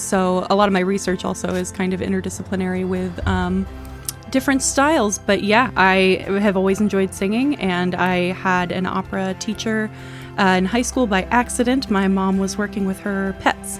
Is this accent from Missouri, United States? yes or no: yes; Missouri, United States; moved away as an adult; also born or lived in Louisiana / Ohio; I'm from Missouri